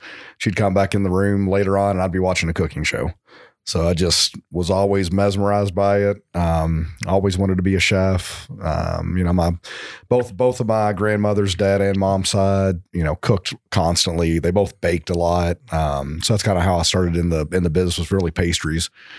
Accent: Louisville, Kentucky, United States; I am. Yes. I grew up in Louisville. Started in restaurants here at 14

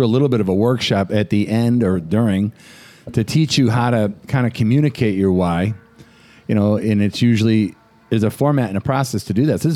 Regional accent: Boston, Massachusetts, United States; we're from Boston

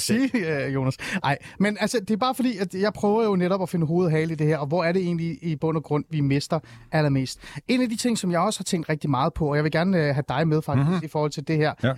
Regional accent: Iran; now in Denmark; jeg er selv fra Mellemøsten, jeg er fra Iran

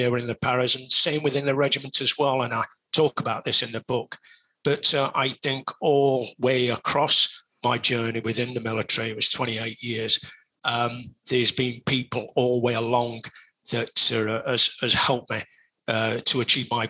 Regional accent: Sheffield, Yorkshire and the Humber, United Kingdom; I come from Sheffield, which is a big city

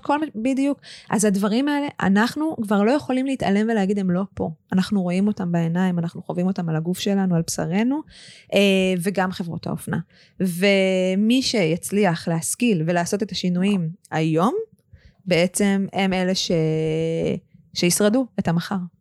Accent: Israel; אנחנו כ, כישראלים

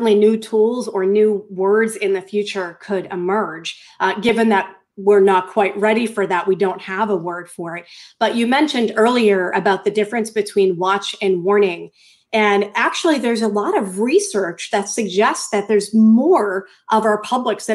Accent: Norwood, Massachusetts, United States; moved away; I grew up in Norwood, Massachusetts

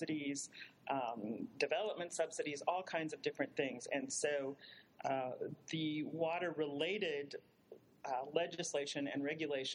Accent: Minnesota, United States; moved away; I grew up in the Midwest in the land of 10,000 lakes, Minnesota

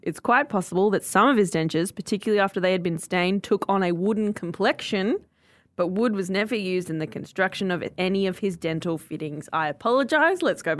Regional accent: Bathurst, New South Wales, Australia; I grew up in Bathurst where they had the Bathurst 1000 every year.

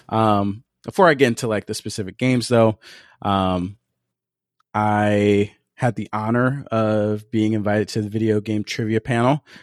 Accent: Seattle, Washington, United States; it's in my hometown, so it's just a 20 minute walk away

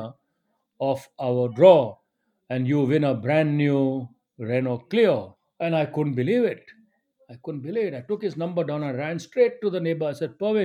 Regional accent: India; now in United Kingdom; I'm an Indian

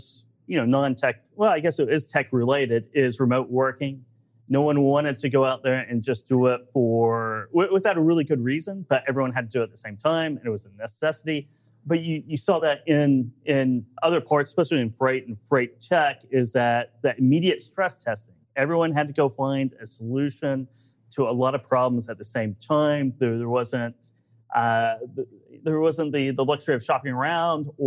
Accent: Oklahoma, United States; I'm just from Oklahoma

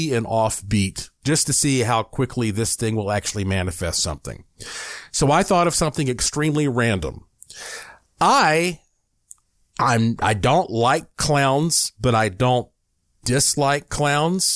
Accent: Asheville, North Carolina, United States; now in Nevada, United States; Asheville, North Carolina, my hometown

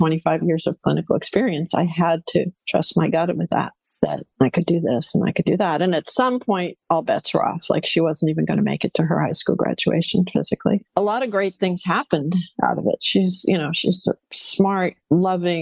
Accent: New England, United States; now in Los Angeles, United States; I grew up in New England, very proper, traditional

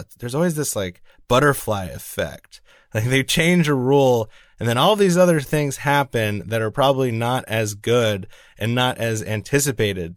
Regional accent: New York, United States; as a New Yorker

